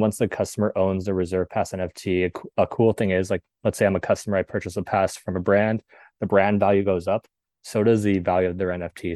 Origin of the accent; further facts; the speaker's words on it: Southern California, United States; born and raised in Southern California.